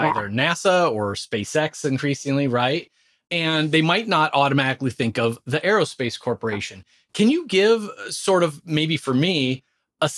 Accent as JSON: {"language": "English", "area": "Orange County", "region": "California", "country": "United States", "tie": "born or raised there", "also_born_or_lived": "Redondo Beach, California", "moved": "yes", "lives_now": "Philadelphia, United States", "said": "I'm out in the Philadelphia area now, which I think a lot of people know, but I was born in Redondo Beach and grew up in Orange County."}